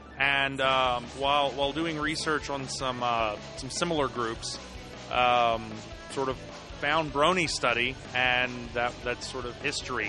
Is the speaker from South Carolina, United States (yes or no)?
no; near New Orleans, Louisiana, United States; I'm from right outside of New Orleans, Louisiana.